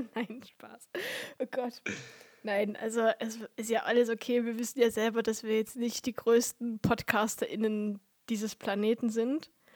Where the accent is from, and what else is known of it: Vogtland, Germany